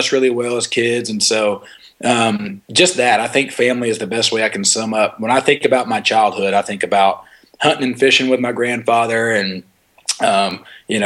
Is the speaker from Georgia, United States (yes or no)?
yes; Griffin, Georgia, United States; I was born in Griffin, Georgia, which is, I know that town is a hotbed of talent.